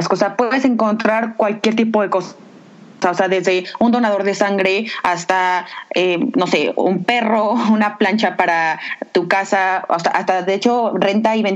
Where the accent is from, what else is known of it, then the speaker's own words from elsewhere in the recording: Mexico; apoyarnos como mexicanas y como mujeres